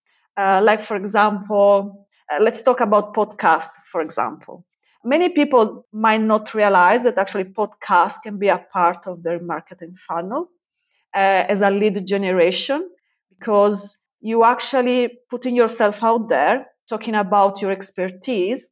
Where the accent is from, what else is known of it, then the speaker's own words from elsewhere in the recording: Italy; now in United Kingdom; I'm based in the UK and I spend there most of my time, but I'm from Italy